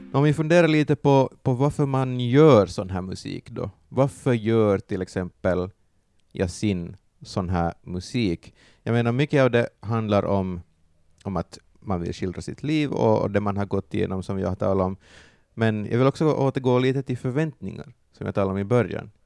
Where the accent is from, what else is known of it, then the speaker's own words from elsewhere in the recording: Järby, Finland; jag är en liten finsk pojk från Järby